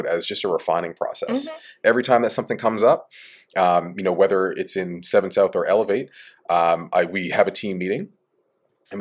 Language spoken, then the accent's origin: English; East Coast of Canada, Atlantic Canada, Canada; now in Bermuda; I come from Canada, East Coast